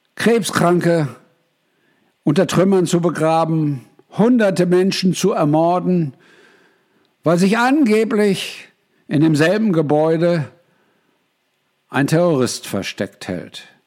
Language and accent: German; Germany; moved away; ich bin früher mal Deutscher gewesen